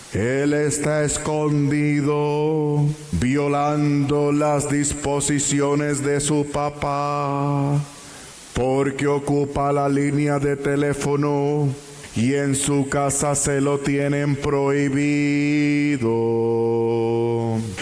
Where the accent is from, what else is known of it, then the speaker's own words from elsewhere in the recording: Puerto Rico; en mi país Puerto Rico